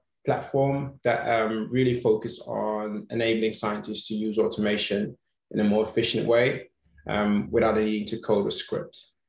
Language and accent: English; Netherlands; moved away as an adult; also born or lived in London; I'm originally Dutch. My background is in biological sciences, so biomedical degree. And then I moved to London to do a PhD in medicine at UCL.